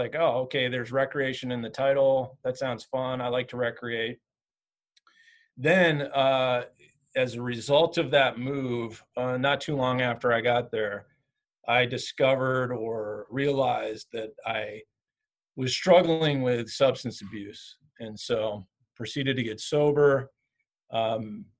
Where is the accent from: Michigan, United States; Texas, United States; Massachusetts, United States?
Michigan, United States; Southern; moved away as an adult; also born or lived in Lake Tahoe, California / Bozeman, Montana; I grew up in Southern Michigan